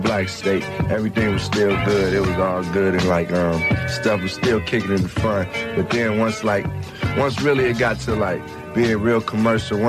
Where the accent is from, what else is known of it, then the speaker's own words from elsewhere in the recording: Chicago, Illinois, United States; growing up in Chicago